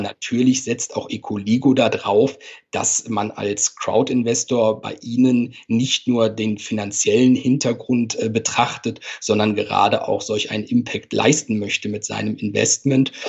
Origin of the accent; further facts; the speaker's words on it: Cologne, North Rhine-Westphalia, Germany; accent: Cologne Singsang; moved away as an adult; also born or lived in Hamburg; wie man vielleicht auch ein bisschen an meinem Singsang hört, gebürtiger Kölner